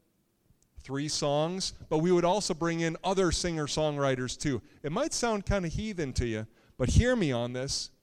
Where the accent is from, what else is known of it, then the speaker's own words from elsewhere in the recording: Little Falls, United States; moved away as an adult; growing up in Little Falls, my name meant something there.